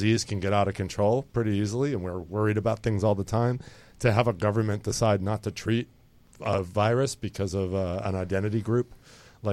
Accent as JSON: {"language": "English", "region": "Northeast", "country": "United States", "said": "I'm Italian and from the Northeast"}